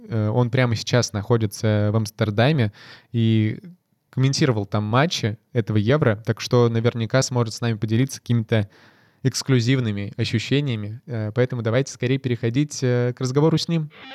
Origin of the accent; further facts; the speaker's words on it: Ukraine; я сам с Украины